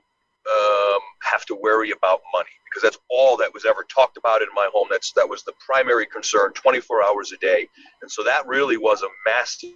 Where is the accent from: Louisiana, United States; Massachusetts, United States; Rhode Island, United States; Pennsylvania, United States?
Rhode Island, United States; I grew up in Rhode Island, single mom, Section 8 housing, welfare, food stamps